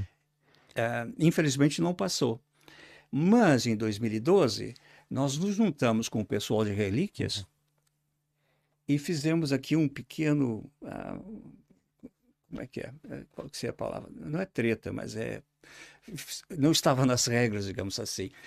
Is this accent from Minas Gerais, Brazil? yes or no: no; Caxias do Sul, Rio Grande do Sul, Brazil; accent: southern Brazil; moved away as an adult; also born or lived in England / Beja, Portugal; now in Portugal; Nasci numa, numa pequena cidade, do, uma, uma cidade industrial no sul do Brasil, chama-se Caxias do Sul, é, uma antiga colônia italiana. É, Sou descendente de, de quatro famílias, os avós do norte da Itália, é, modestos, e uh, fiz toda a educação, minha educação uh, em Caxias do Sul